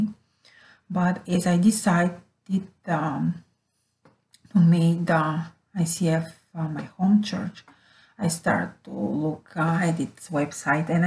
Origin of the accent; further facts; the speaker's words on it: Bulgaria; moved away as an adult; now in Rome, Italy; I'm from Bulgaria, Europe, born there many years ago. And since 2016, I'm living with my family in Rome, Italy.